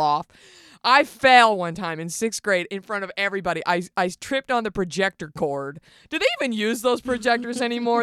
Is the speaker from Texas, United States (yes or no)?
yes; Garland, Texas, United States; moved away; I grew up in Garland, Texas